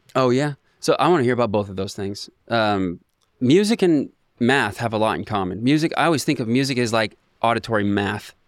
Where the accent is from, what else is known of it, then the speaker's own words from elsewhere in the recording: Ocean Park, Washington, United States; I grew up in Ocean Park